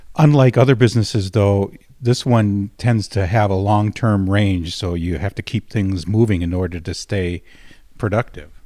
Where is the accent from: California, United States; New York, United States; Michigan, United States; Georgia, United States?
Michigan, United States; Escanaba; Michigan's Upper Peninsula is my home and Escanaba is my hometown